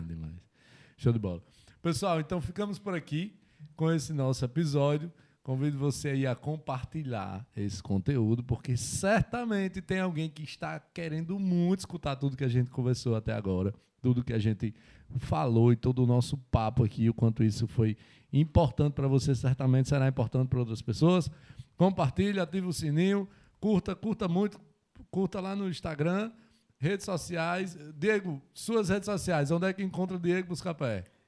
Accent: Mossoró, Rio Grande do Norte, Brazil; Mossoró, Rio Grande do Norte

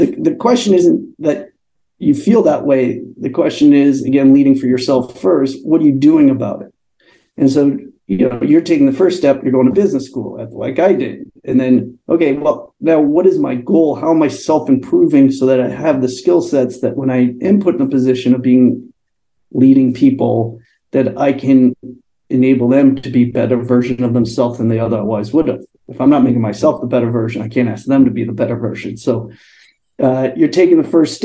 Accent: Connecticut, United States; moved away as an adult; now in San Francisco, United States; I grew up on the East Coast, Connecticut

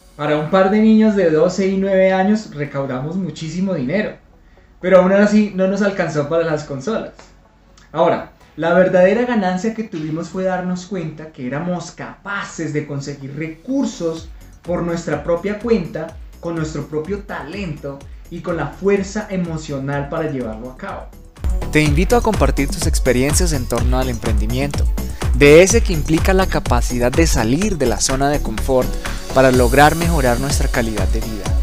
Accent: Ibagué, Tolima, Colombia; Vendía las velas en las bucetas de mi ciudad natal, en Ibagué, Colombia

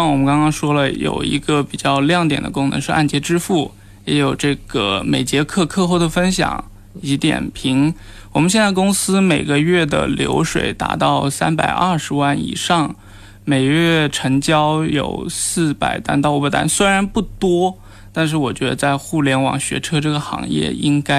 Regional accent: Nanchang, Jiangxi, China; now in Shenzhen, China; 呃，首先因为我是南昌人，然后因为是试点嘛

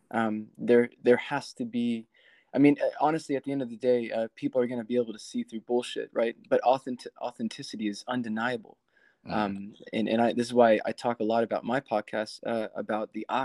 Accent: South Texas, United States; moved away as an adult; now in Nashville, United States; I'm actually from South Texas.

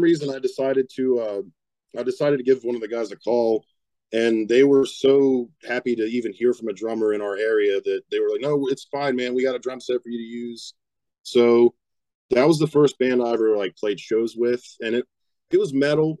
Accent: West Virginia, United States; I'm from West Virginia, born and raised

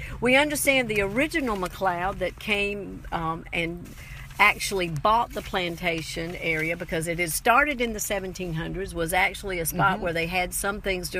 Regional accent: Charleston, South Carolina, United States; when I was growing up in Charleston

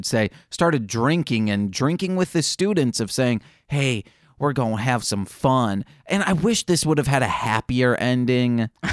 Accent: United States; as an American watching this

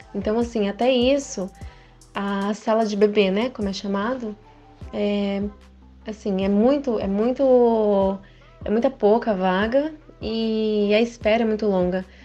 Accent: Japan; Eu cresci no Japão, estudei em escola japonesa também

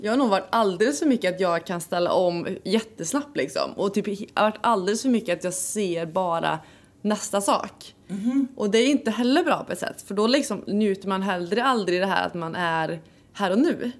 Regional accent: Värmland, Sweden; vi är ju båda från Värmland

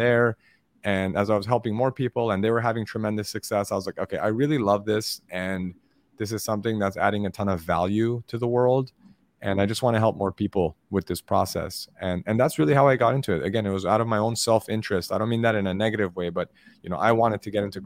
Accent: Los Angeles, California, United States; I grew up in Los Angeles, and I have immigrant parents

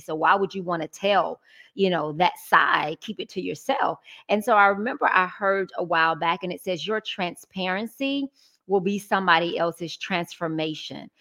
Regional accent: Atlanta, Georgia, United States; Original Georgia Peach. Born and raised

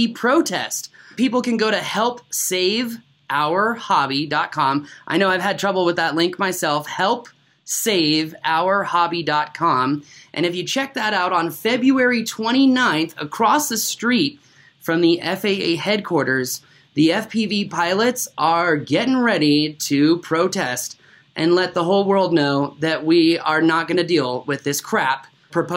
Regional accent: Washington, District of Columbia, United States; moved away; my hometown of Washington, D.C.

